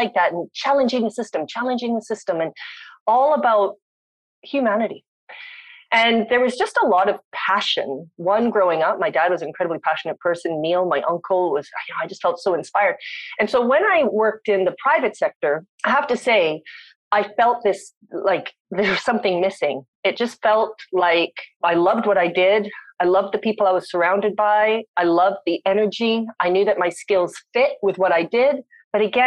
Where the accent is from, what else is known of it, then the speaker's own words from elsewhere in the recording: Winnipeg, Manitoba, Canada; accent: Canadian; moved away; also born or lived in South Africa / London, Ontario / Bangkok / London, England; I grew up in Winnipeg